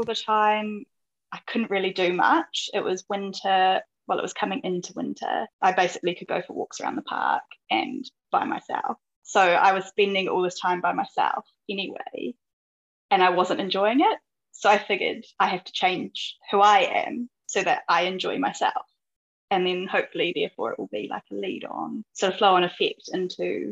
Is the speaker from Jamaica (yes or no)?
no; Tauranga, Bay of Plenty, New Zealand; moved away as an adult; also born or lived in Palmerston North, New Zealand / London, United Kingdom / Isle of Man; I grew up in Tauranga, New Zealand